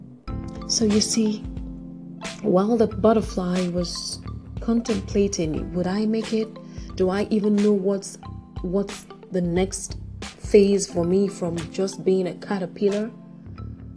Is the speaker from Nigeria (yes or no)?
yes; Nigeria; my home country, Nigeria